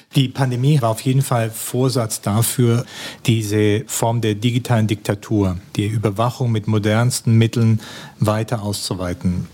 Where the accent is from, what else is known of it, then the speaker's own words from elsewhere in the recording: Germany; also born or lived in China; Als Deutscher, der irgendwie aus einem Land kommt, das immer wahnsinnig viel plant